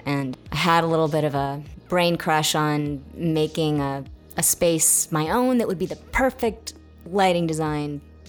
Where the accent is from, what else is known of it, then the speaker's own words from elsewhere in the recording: Seattle, Washington, United States; moved away as an adult; also born or lived in Santa Fe / New York City; I'm actually from Seattle originally, so I ended up moving back home.